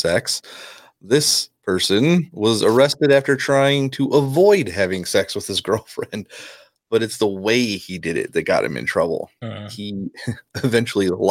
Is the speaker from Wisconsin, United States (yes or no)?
yes; Wisconsin, United States; I'm from Wisconsin